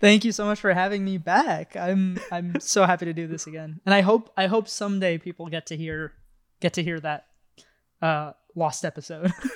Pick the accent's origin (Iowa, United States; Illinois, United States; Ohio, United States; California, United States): California, United States; the Bay Area; I grew up in the Bay